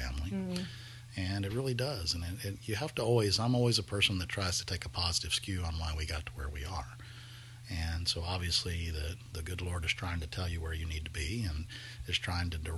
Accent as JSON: {"language": "English", "region": "Texas", "country": "United States", "said": "as Texans, we like beef"}